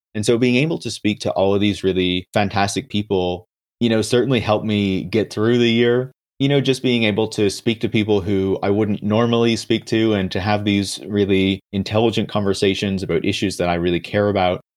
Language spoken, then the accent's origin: English; Canada; I'm from Canada.